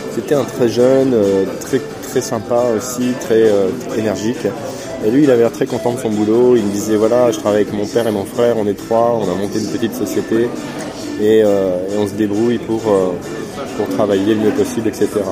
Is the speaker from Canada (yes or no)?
no; France; j'étais français